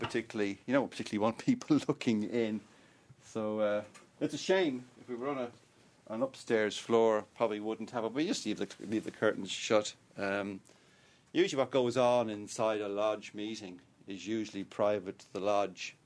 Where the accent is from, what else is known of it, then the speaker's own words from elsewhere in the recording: Dublin, Leinster, Ireland; I was born and bred in Dublin, I was educated here, I've lived nowhere else